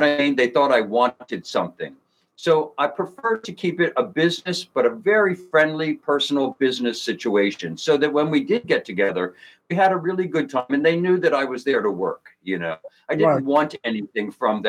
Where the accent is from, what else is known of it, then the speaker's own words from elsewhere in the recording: Philadelphia, Pennsylvania, United States; moved away; I'm from Philadelphia.